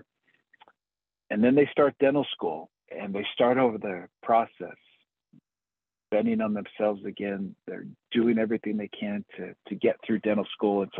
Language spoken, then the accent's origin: English; Utah, United States; moved away as an adult; also born or lived in Philadelphia, Pennsylvania; now in Golden, United States; I am originally from Utah.